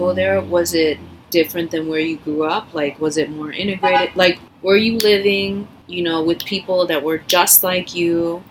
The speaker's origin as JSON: {"language": "English", "town": "Chicago", "region": "Illinois", "country": "United States", "tie": "born or raised there", "moved": "yes", "lives_now": "New York, United States", "said": "I grew up in Chicago"}